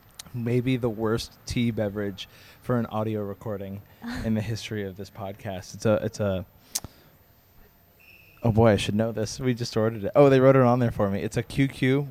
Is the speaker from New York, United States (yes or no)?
no; Los Angeles, California, United States; I'm a comedian from Los Angeles, California.